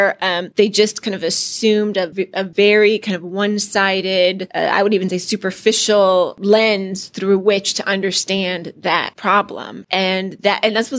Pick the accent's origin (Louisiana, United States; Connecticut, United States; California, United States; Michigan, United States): California, United States; I'm from California